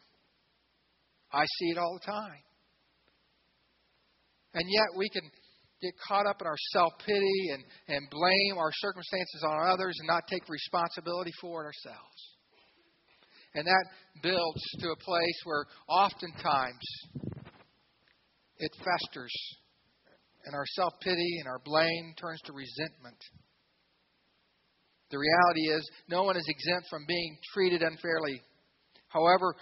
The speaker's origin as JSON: {"language": "English", "town": "Xenia", "region": "Ohio", "country": "United States", "tie": "born or raised there", "said": "I grew up in Xenia, Ohio, a lot of farms around us"}